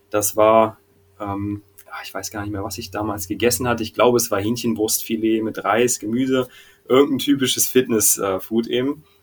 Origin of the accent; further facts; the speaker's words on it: Hanover, Lower Saxony, Germany; Aus Hildesheim, aber ich komme ursprünglich aus Hannover und da kommt auch dieser Kumpel her.